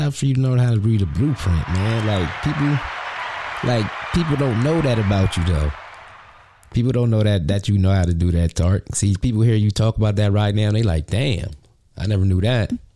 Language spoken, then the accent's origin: English; Harrisburg, Pennsylvania, United States; in my hometown of Harrisburg, PA.